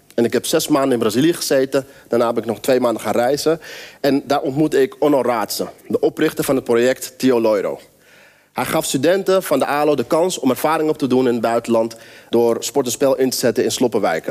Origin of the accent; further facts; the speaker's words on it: near Amsterdam, North Holland, Netherlands; Ik ben opgegroeid in een omgeving in de buurt van Amsterdam, in een wijk, best wel elite omgeving.